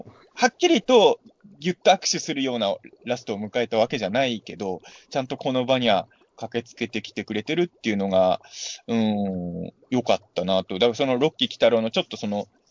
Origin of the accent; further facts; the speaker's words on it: Ibaraki, Japan; まあ、俺は茨城の人間じゃないですか